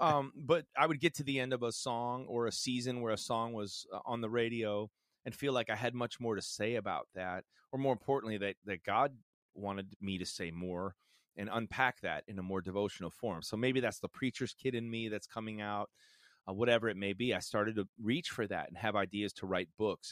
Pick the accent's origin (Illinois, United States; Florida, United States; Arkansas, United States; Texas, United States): Illinois, United States; Chicago; a pastor's family and a small church growing up in the suc, uh, suburbs of Chicago